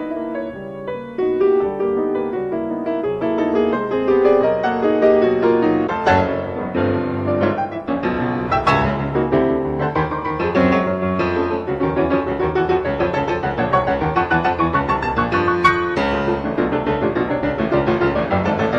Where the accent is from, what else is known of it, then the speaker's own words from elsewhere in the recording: Ann Arbor, Michigan, United States; moved away; also born or lived in New York; my hometown of Ann Arbor, Michigan.